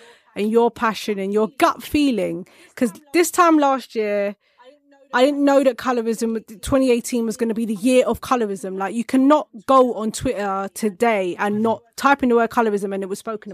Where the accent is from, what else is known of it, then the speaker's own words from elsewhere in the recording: United Kingdom; I'm a British filmmaker. I'm a black British female filmmaker as well.